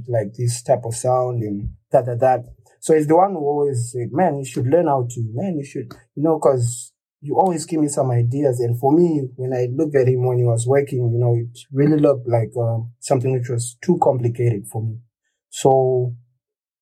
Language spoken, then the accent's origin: English; Kwekwe, Midlands, Zimbabwe; I was born in Kwekwe in Zimbabwe